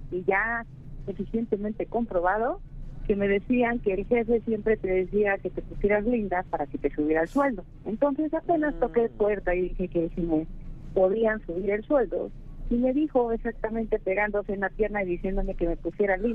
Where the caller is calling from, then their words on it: Iztapalapa, Mexico City, Mexico; De aquí de la ciudad de, de la CDMX e Iztapalapa.